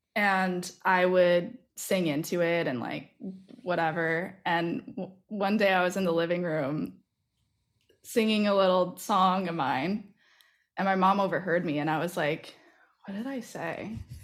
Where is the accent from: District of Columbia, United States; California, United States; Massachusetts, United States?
Massachusetts, United States; moved away as an adult; also born or lived in New York; now in Philadelphia, United States; I grew up in Massachusetts